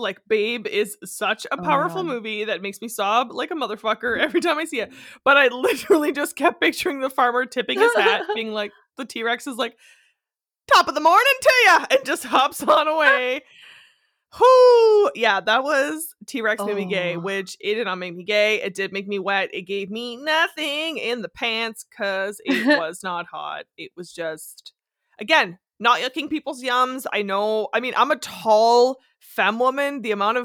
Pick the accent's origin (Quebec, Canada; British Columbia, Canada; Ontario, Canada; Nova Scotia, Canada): Ontario, Canada; Northern; I grew up in Northern Ontario where everyone in my family hunts and fishes and traps